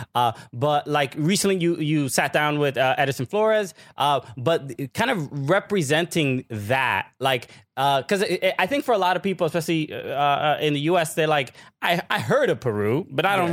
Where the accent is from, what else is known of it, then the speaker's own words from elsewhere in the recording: Dominican Republic; am Dominican.